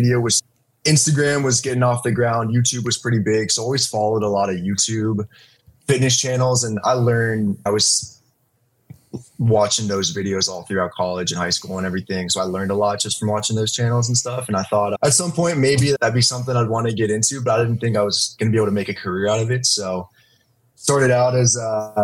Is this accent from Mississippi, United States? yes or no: no; Pittsburgh, Pennsylvania, United States; moved away; I'm originally from Pittsburgh, PA